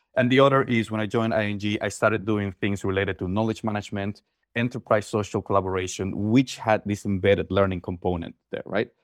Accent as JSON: {"language": "English", "town": "Mérida", "region": "Yucatán", "country": "Mexico", "tie": "born or raised there", "moved": "as an adult", "lives_now": "Netherlands", "said": "I'm originally from Mexico, born and raised in Yucatan, in Mérida"}